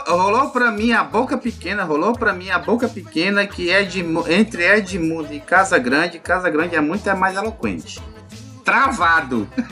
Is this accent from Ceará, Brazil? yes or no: yes; Fortaleza, Ceará, Brazil; eu como cearense nato e cearense da Gema, eu sou um puta leonense, fortalezense